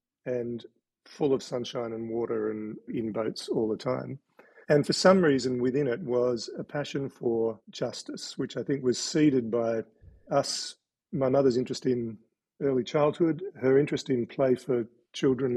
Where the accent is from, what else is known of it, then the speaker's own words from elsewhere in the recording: Sydney, New South Wales, Australia; now in Tasmania, Australia; I was born in Sydney and grew up in a strange childhood on a Chinese junk in Sydney Harbour